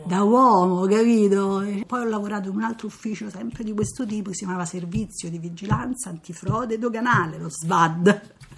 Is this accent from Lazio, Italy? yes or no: yes; Rome, Lazio, Italy; sono da Roma